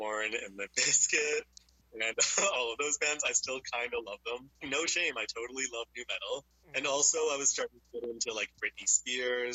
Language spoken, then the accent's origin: English; Nanaimo, British Columbia, Canada; I grew up in Nanaimo